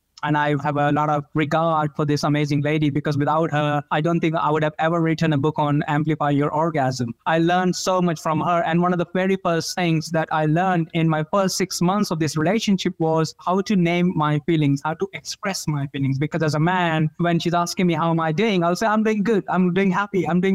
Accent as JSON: {"language": "English", "country": "India", "tie": "born or raised there", "moved": "yes", "said": "Growing up in India"}